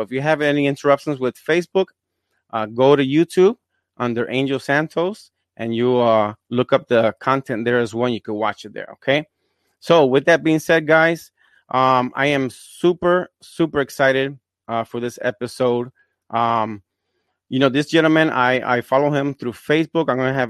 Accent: Fajardo, Puerto Rico; I'm from Puerto Rico as well. I'm from Fajardo. But, you know, we're both bilingual

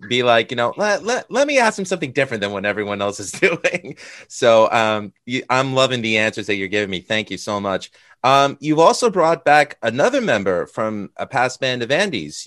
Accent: United States; as an American

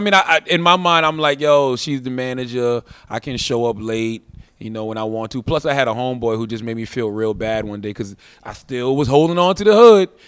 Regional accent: Moncks Corner, South Carolina, United States; moved away; I'm from Monks Corner, South Carolina. I'm raised on a dirt road

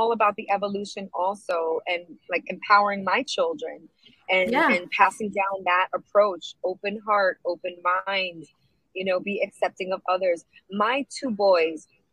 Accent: New York City, New York, United States; I grew up in a very non-Latino neighborhood of Brooklyn. I grew up in Sheepshead Bay

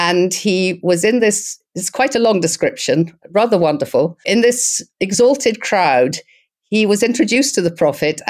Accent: Scotland, United Kingdom; now in Istanbul, Turkey; we're both Scottish

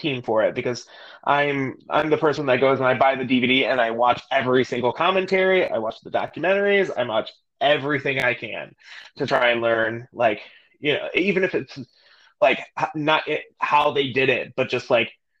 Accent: Northwest Indiana, United States; I'm from Chicagoland, about Northwest Indiana

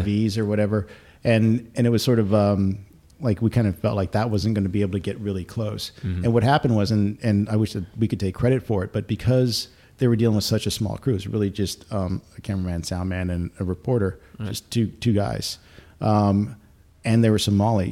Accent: United States; I'm an American citizen

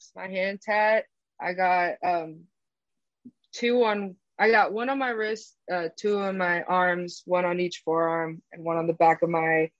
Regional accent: East Bay, California, United States; I'm from the Bay. I'm from like the East Bay. So not the fun part

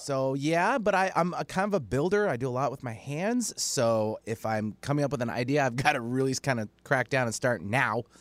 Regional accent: Alaska, United States; moved away; I'm born and raised in Alaska

